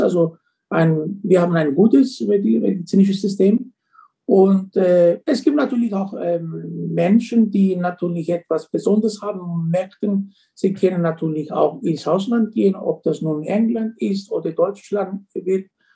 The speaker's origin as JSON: {"language": "German", "town": "Paphos", "region": "Paphos District", "country": "Cyprus", "tie": "born or raised there", "also_born_or_lived": "Leipzig, Germany", "second_language": "German", "moved": "as an adult", "said": "Ich bin in der Stadt Paphos geboren. Ich habe hier meine Schule äh, besucht, dann mein Abitur"}